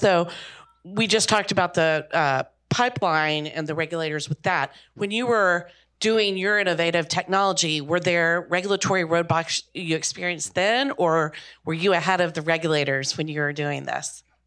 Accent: Oklahoma, United States; I'm proudly from Oklahoma

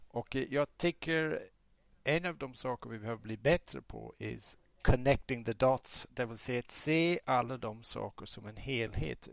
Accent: southern Ireland, Ireland; now in Sweden; ursprungligen kommer jag från södra Irland, republiken Irland.

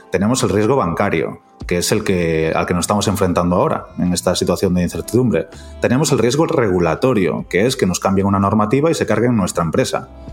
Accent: Galicia, Spain; como decimos los gallegos

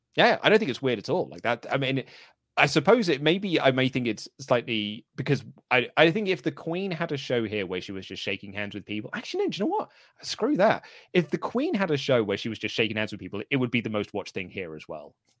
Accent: United Kingdom; I'm British

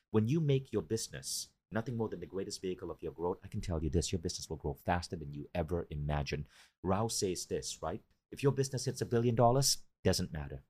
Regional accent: Malaysia; moved away as an adult; also born or lived in New York; Because I grew up in Malaysia, I grew up in a developing country

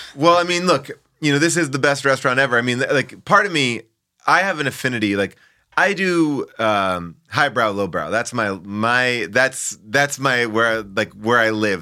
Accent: Long Island, New York, United States; I grew up in Long Island, which is a suburb of New York City

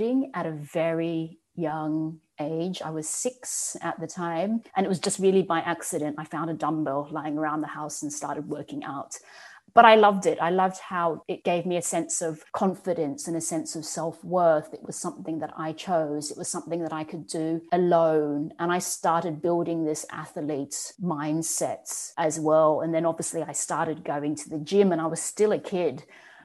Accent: Australia; I grew up in Australia in an all-white background

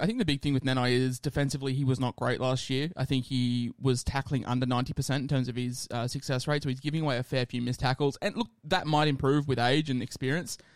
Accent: Queensland, Australia; as a Queenslander myself

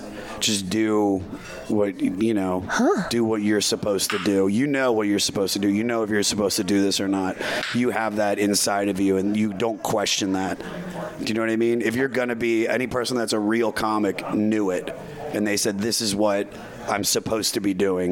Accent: Washington, District of Columbia, United States; I'm a comic from Washington, D.C. area

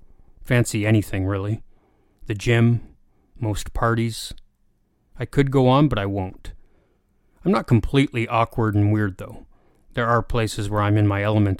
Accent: Canada; born or raised there

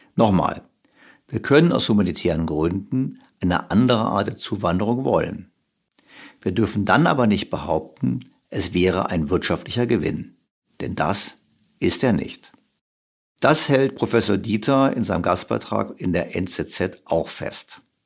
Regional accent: Germany; jetzt sind wir beide ja Deutsche

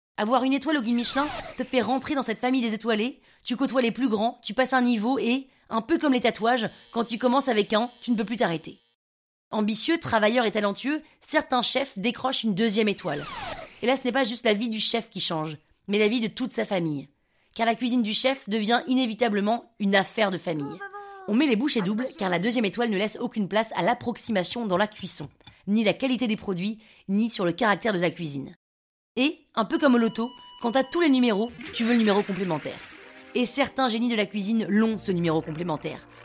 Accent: United States; French is a second language; moved away as an adult; also born or lived in Grenoble / Paris; je suis un Français né par erreur aux États-Unis.

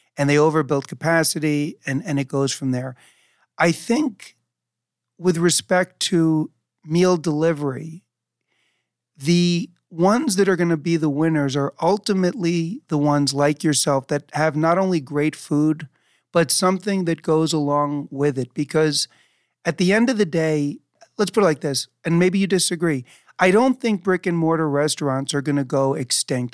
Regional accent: New York City, New York, United States; I grew up in New York City, so getting food delivered was a part of my life even as a kid.

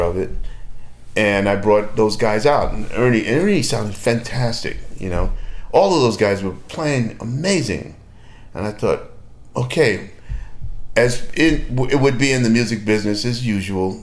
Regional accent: Australia; I'm an Australian.

